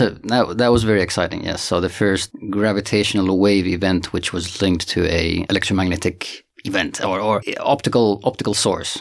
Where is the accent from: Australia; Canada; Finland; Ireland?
Finland; moved away as an adult; also born or lived in Santiago, Chile / Boston, United States; now in South Africa; I'm originally from Finland